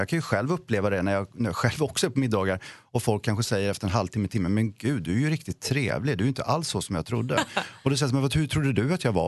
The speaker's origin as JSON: {"language": "Swedish", "town": "Vetlanda", "region": "Jönköping County", "country": "Sweden", "said": "jag är själv från Vetlanda"}